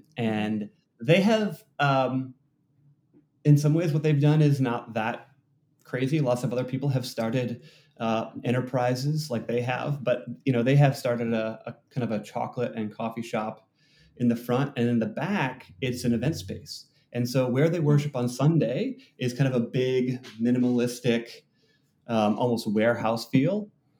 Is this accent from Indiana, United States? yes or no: no; Seattle, Washington, United States; which, I'm from Seattle, everyone's heard of Amazon.com